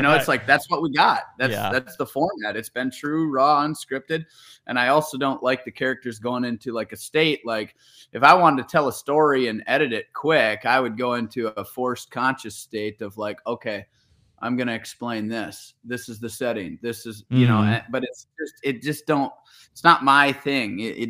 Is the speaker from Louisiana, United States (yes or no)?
no; Wisconsin, United States; I was, yes.